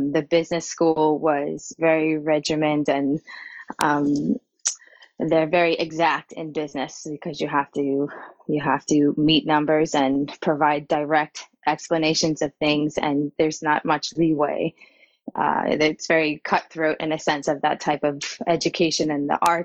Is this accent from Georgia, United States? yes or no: no; Long Island, New York, United States; accent: Long Island drawl; also born or lived in North Carolina; I was born in North Carolina. And then I very quickly moved to Long Island, where I was raised on in the North Shore, Long Island, small harbor town.